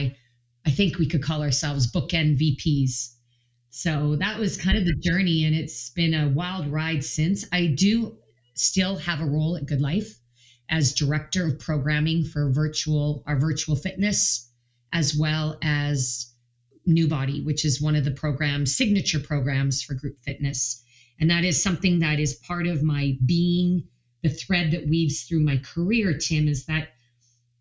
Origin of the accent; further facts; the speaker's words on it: Canada; a Canadian trainer of group fitness